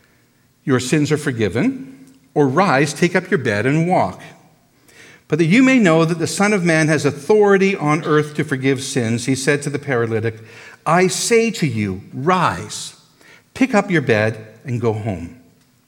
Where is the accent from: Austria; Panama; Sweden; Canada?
Canada; we're so Canadian